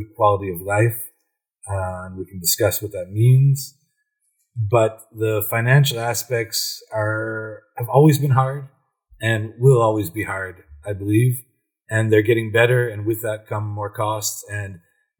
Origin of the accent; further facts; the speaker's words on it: Cleveland, Ohio, United States; now in Brussels, Belgium; I'm from Cleveland, yeah. Ohio